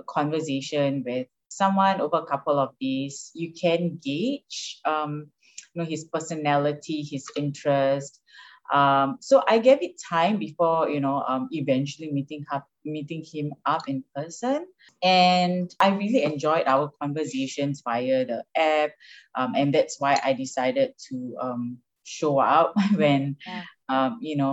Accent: Singapore; moved away as an adult; now in United States; I'm Singaporean. Yeah. And I moved to U.S. last February with Mike.

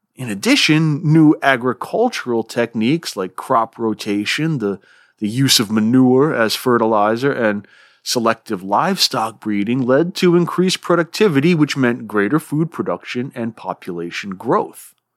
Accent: Rhode Island, United States; accent: swamp Yankee; now in Vermont, United States; I live in Vermont. I've spent most of my life here, though I'm originally from Rhode Island. That's why my voice is like this.

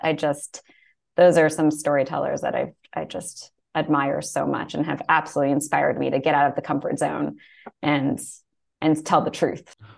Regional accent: New York, United States; I grew up in New York, like just outside the city

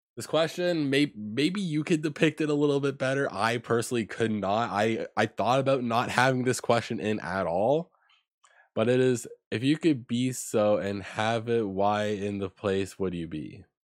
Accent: Ontario, Canada; moved away as an adult; I was born and raised in Ontario and that I moved out moved out there, like, recently at the time

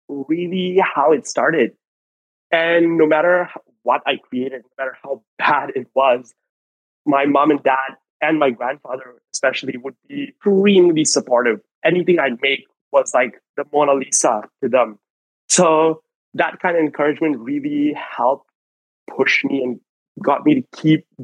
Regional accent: Kuala Lumpur, Malaysia; moved away as an adult; now in Melbourne, Australia; I was born in Kuala Lumpur, Malaysia, and I lived there for pretty much most of my life up until about 3.5 years ago when I moved to Melbourne, Australia

